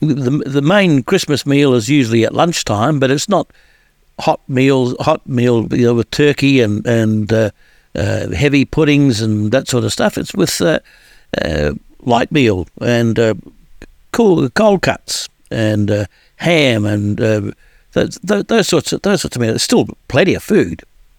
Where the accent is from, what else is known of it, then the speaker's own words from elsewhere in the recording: New Zealand; also born or lived in Australia; now in Sydney, Australia; I'm from the Southern Hemisphere, obviously, as you'd tell from my accent. I was born in New Zealand, and since 1981, I've lived in Australia.